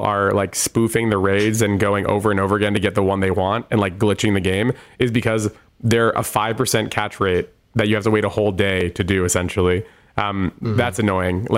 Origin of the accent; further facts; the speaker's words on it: New Jersey, United States; I'm from New Jersey.